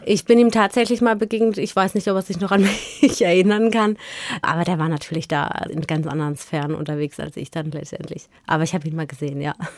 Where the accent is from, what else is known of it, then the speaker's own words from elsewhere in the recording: Offenburg, Baden-Württemberg, Germany; Wir sind in Offenburg groß geworden